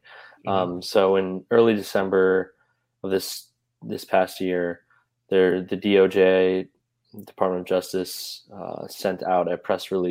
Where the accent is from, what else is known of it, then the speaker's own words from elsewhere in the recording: Chicago, Illinois, United States; now in Savannah, United States; I'm from Chicago